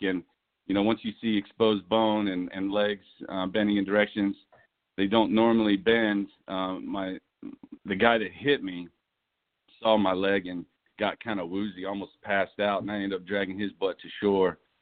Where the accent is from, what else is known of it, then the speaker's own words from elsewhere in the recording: Los Angeles, California, United States; moved away; also born or lived in East Tennessee / Fayetteville, North Carolina / Charlottesville, Virginia / Greenville; I grew up in Los Angeles, California. I was born and raised out there.